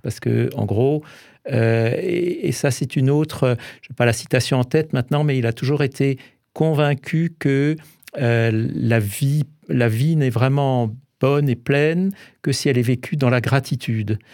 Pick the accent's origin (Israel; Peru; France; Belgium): France; Alsace, Grand Est; en tant qu'Alsacien